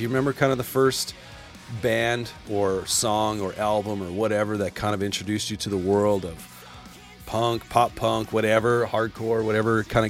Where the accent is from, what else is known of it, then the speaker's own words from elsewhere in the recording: Canada; As a Canadian, I'm like, yeah, hockey, it makes sense.